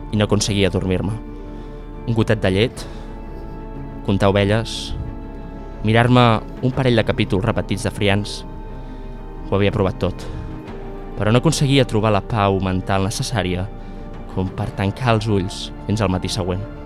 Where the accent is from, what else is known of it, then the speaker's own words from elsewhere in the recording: Aragon, Spain; Al meu poble d'Aragó, al riu, li diuen la playa.